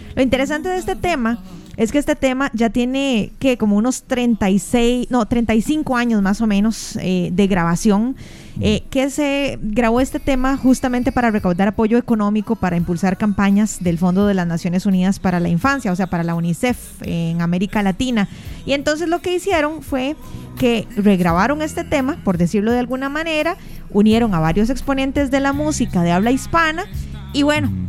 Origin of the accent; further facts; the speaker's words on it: Costa Rica; nos hace sentirnos como costarricenses indignados